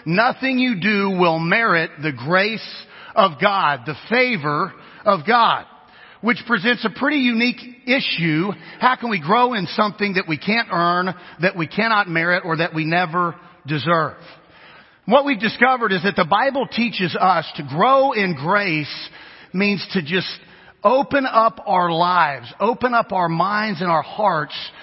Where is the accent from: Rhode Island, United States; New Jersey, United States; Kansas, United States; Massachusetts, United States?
Kansas, United States; if we're from Kansas, which is where I'm from, I'm Kansan.